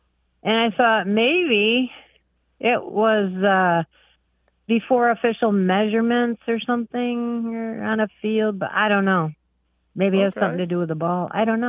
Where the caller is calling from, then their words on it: Corning, New York, United States; Corning, New York, upstate New York.